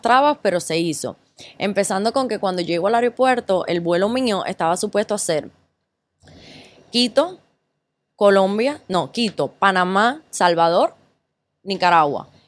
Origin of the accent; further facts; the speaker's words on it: Cuba; moved away as an adult; also born or lived in Ecuador; now in United States; yo viví en Cuba hasta los 17 años